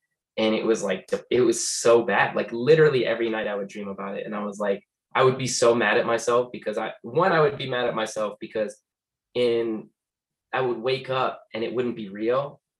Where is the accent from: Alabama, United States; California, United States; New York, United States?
New York, United States; also born or lived in Florida; now in Las Vegas, United States; I usually claim New York and Florida, because that's where I spent the most time growing up. I moved around quite a bit, but like, East Coast probably is like heaviest influence over my life